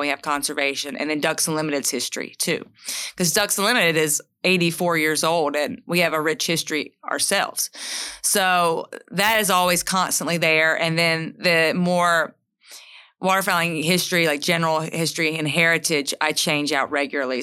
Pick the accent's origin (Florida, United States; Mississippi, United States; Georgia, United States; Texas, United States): Mississippi, United States; Charleston; I grew up in Tallahatchie County, in Charleston, Mississippi